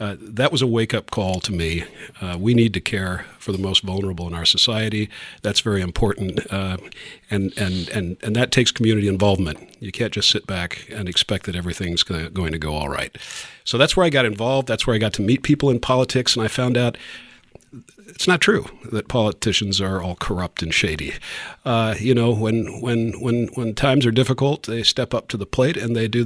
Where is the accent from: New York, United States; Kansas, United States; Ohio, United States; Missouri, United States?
Kansas, United States; Topeka; I grew up here in Topeka